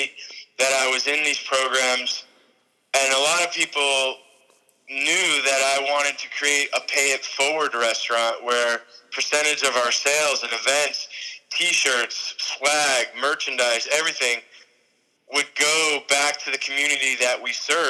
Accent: New York, United States; moved away; also born or lived in St. Petersburg, Florida; I was raised in New York

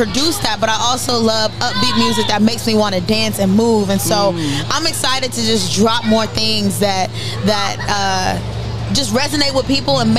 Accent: Pawtucket, Rhode Island, United States; But I've been away from Rhode Island for a minute.

